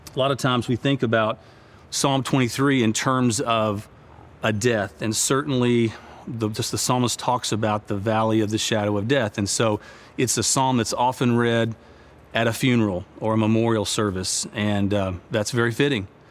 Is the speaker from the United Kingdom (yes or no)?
no; United States; I'm an American